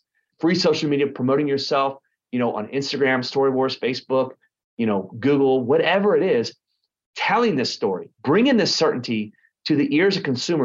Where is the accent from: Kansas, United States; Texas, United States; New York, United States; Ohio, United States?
Texas, United States; Garland; moved away as an adult; also born or lived in Dallas, Texas / Lake Texoma, Texas / Austin, Texas / Tampa, Florida; now in Orange County, United States; I grew up in Garland, Texas